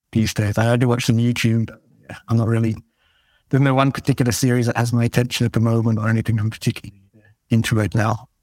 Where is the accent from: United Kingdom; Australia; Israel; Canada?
Australia; moved away as an adult; now in Aarhus, Denmark; I'm actually from Australia originally.